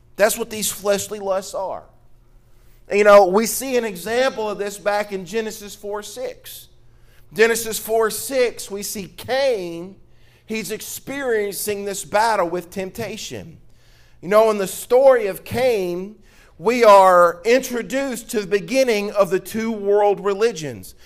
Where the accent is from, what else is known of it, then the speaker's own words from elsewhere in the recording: Mississippi, United States; now in Louisiana, United States; I'm from Mississippi. I'm a Mississippi boy. Down here in Louisiana, y'all do things a little different